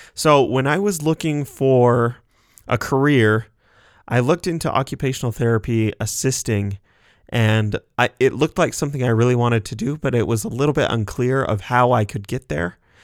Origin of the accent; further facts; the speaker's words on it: Sugar City, Idaho, United States; I am from Sugar City, Idaho. It's just a little town of about 1,500 people in southeast Idaho.